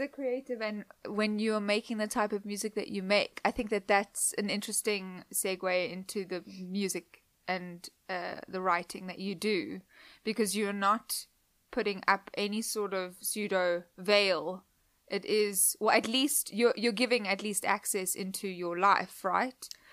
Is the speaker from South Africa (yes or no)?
yes; Cape Town, Western Cape, South Africa; moved away; Cape Town, where I grew up